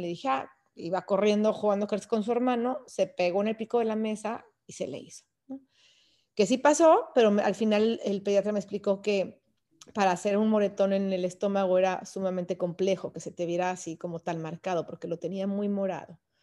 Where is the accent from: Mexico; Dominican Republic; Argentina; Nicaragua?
Mexico; León, Guanajuato; moved away as an adult; also born or lived in Texas; nosotros somos de León, Guanajuato